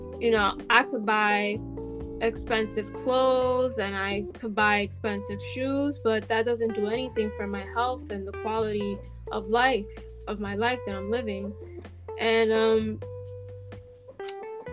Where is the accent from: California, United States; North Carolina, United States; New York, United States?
New York, United States; New York City; I'm from the Bronx